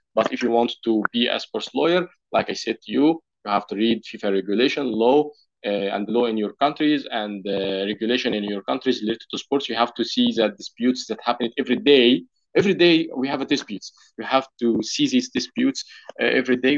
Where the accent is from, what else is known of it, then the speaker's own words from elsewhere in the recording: Egypt; I'm a lawyer from Egypt